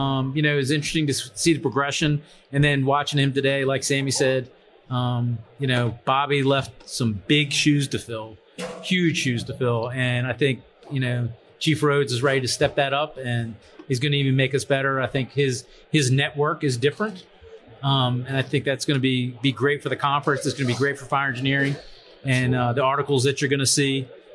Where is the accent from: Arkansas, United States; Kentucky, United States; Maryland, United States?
Maryland, United States; Kentland; Bill Gustin realized I was from Kentland